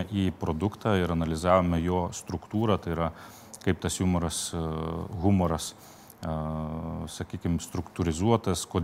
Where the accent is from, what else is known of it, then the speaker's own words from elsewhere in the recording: Lithuania; mes lietuviai